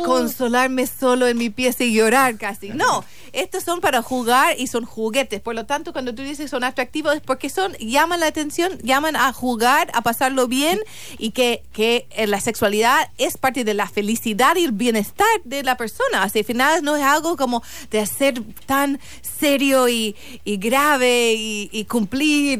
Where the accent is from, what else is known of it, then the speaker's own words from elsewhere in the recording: St. Louis, Missouri, United States; Spanish is a second language; moved away as an adult; now in Chile; yo soy de San Luis, Missouri, un estado muy conservador